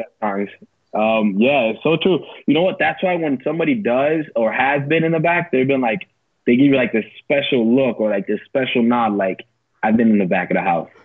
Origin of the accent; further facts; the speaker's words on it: West New York, New Jersey, United States; also born or lived in Palisades Park, New Jersey; I grew up in West New York, New Jersey